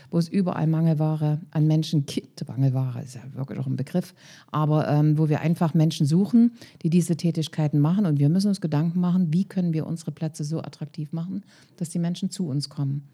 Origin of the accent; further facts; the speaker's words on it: Leipzig area, Saxony, Germany; Ich komme ja aus dem Leipziger Raum